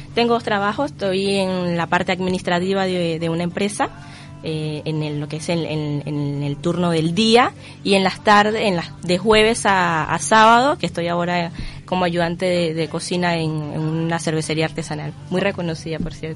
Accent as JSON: {"language": "Spanish", "country": "Venezuela", "moved": "as an adult", "lives_now": "Uruguay", "said": "somos muy caribeños, muy, muy animados"}